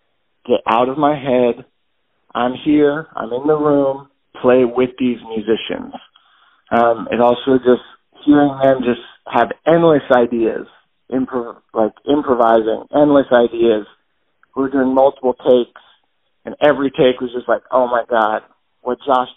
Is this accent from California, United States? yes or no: yes; Los Angeles, California, United States; also born or lived in Washington, D.C.; I was born in Washington, D.C., although my family moved to Los Angeles when I was about 1.5 or 2 years old. So I was really raised in L.A.